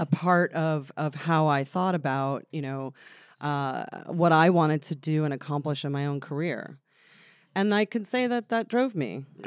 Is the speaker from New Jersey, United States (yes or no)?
yes; Freehold, New Jersey, United States; also born or lived in Bradley Beach, New Jersey; I grew up in uh, a town called Freehold in New Jersey